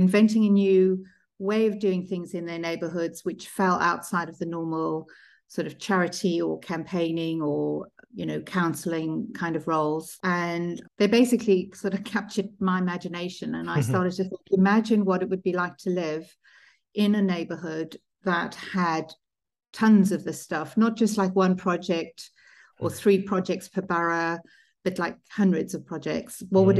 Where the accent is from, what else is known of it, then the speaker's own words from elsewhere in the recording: South Africa; also born or lived in Zimbabwe / United Kingdom; So I was born in Zimbabwe and lived in South Africa for a large part of my childhood. I sort of split my childhood between the UK and South Africa.